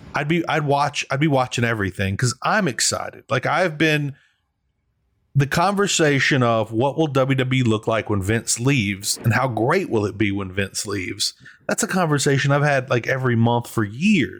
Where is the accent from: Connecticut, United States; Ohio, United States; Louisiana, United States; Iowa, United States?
Louisiana, United States; New Orleans; I'm from New Orleans